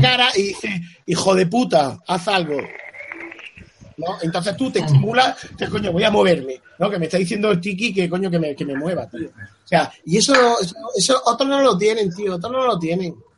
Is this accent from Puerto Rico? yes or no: no; Spain; la gente que somos de España